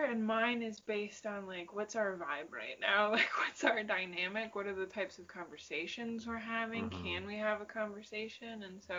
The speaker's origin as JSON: {"language": "English", "region": "Michigan", "country": "United States", "said": "we've said we're from Michigan"}